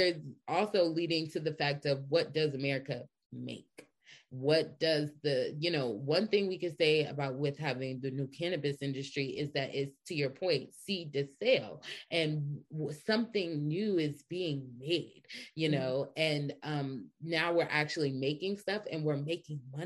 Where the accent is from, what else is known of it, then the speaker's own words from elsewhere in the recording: Atlanta, Georgia, United States; I'm from Atlanta too.